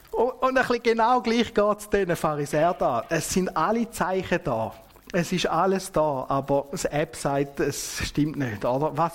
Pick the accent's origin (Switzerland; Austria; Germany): Switzerland; Und das kennen wir ja auch bei uns in der Schweiz, oder?